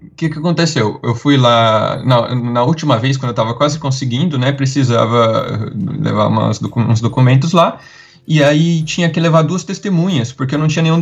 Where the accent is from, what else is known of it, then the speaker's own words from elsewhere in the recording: interior of São Paulo, Brazil; also born or lived in Italy; eu sou do interior de São Paulo